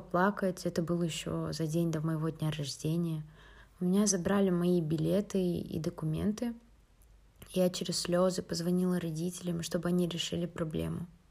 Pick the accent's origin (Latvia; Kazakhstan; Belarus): Kazakhstan; Atyrau, Atyrau Region; moved away as an adult; also born or lived in United States; now in Finland; я из города Атрау, но на данный момент учусь в Финляндии на втором курсе